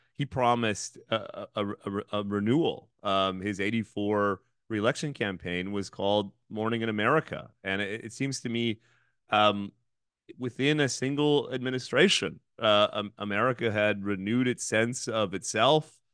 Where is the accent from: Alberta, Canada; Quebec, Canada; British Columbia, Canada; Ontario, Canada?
Ontario, Canada; Thunder Bay; my hometown of Thunder Bay